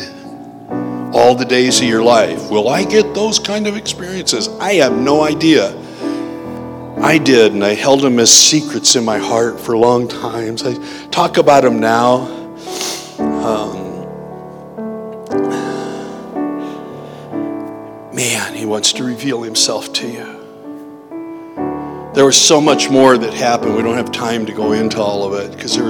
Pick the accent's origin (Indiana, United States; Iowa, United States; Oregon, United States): Iowa, United States; Janesville; I'm the kid from Janesville, Iowa